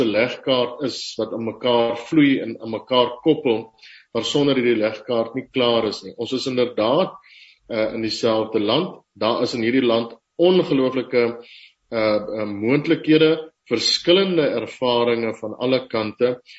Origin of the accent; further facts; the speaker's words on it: Upington, Northern Cape, South Africa; Ek is op Appington gebore